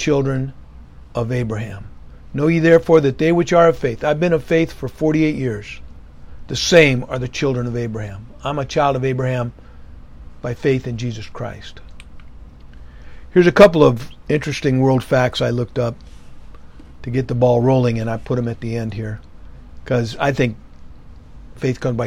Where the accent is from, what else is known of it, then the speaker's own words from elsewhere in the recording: United States; I was born in America in the 50s